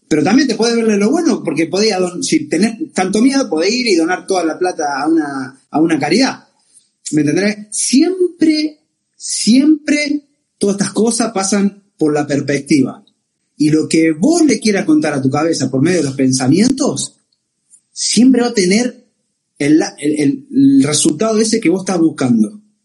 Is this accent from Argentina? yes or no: yes; Argentina; nosotros somos argentinas